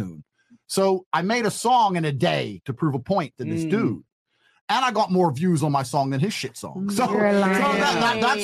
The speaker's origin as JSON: {"language": "English", "region": "England", "country": "United Kingdom", "said": "I'm from England"}